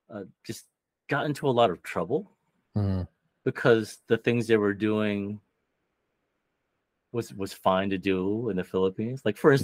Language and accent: English; Ohio, United States; as I grow up in Ohio, like my paleness and like it just contributes to the idea of me losing my Filipino identity.